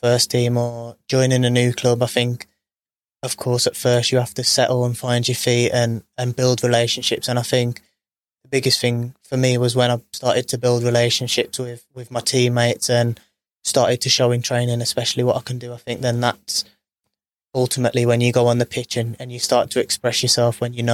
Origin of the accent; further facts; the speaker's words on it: Birmingham, West Midlands, United Kingdom; knew I was from Birmingham